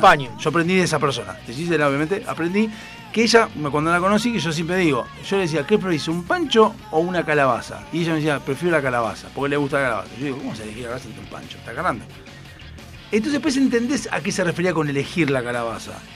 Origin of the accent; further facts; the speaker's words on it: Argentina; en Argentina, ah, porque somos descendientes italianos